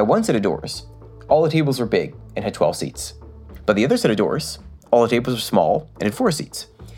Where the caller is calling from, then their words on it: Massachusetts, United States; Well, I am calling you from my basement. I live right outside of Boston, like 10 miles from the city.